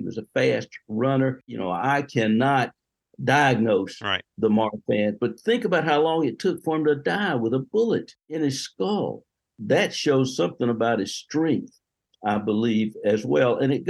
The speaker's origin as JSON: {"language": "English", "region": "the South", "country": "United States", "tie": "born or raised there", "said": "when I was growing up in the South"}